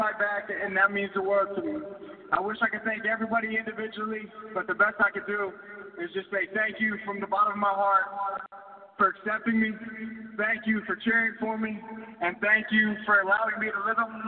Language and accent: English; Virginia, United States; moved away as an adult; also born or lived in New York; A 21-year-old kid from Virginia